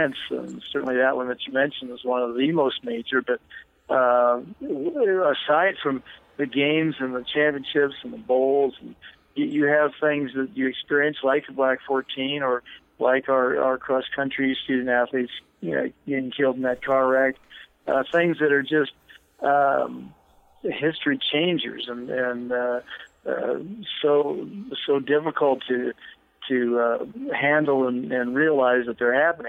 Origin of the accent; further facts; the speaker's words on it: Wyoming, United States; I love the state of Wyoming. It's my home state